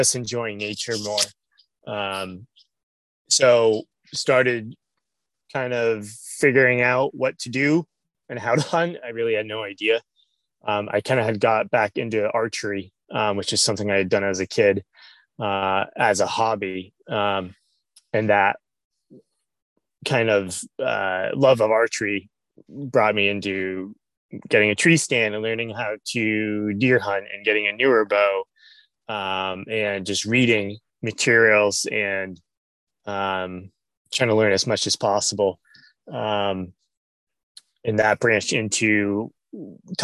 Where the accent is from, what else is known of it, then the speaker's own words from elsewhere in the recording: Western Massachusetts, United States; moved away as an adult; now in Vermont, United States; I grew up in Western Massachusetts